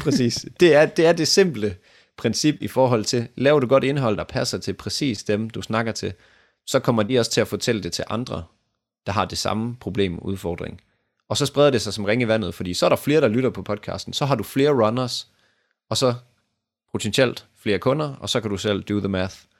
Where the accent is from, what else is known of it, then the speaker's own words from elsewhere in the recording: Denmark; vi danskere